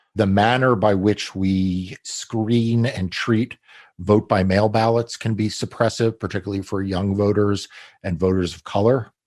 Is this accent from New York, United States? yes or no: yes; New York, United States; I grew up in New York